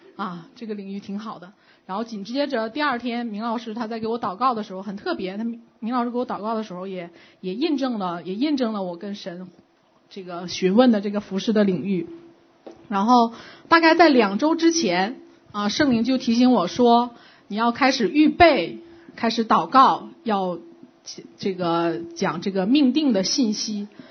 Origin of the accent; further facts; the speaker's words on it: China; moved away; 我的小时候在中国大陆的背景是